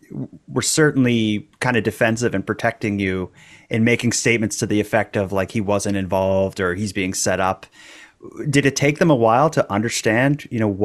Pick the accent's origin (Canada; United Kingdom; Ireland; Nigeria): Canada; which, as a Canadian, that seems like characters from a Bond film are these people you're involved in.